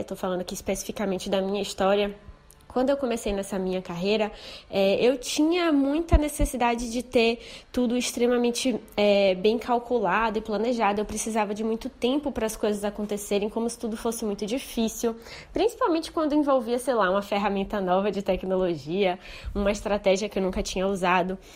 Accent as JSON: {"language": "Portuguese", "town": "Salvador", "region": "Bahia", "country": "Brazil", "said": "Eu sou de Salvador"}